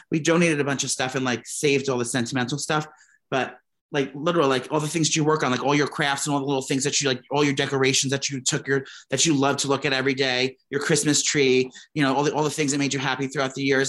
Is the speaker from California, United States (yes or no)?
no; downstate New York, United States; We're New York girls. She's upstate. I'm downstate.